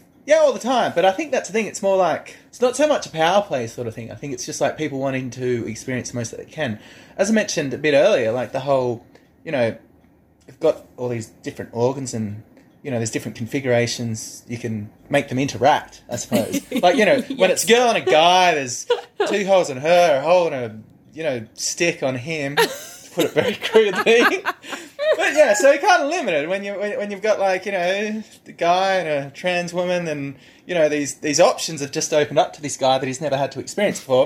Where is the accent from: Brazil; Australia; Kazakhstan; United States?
Australia; Wagga Wagga, New South Wales; moved away; I grew up in this rural community and I'm just going to say, I come from Wagga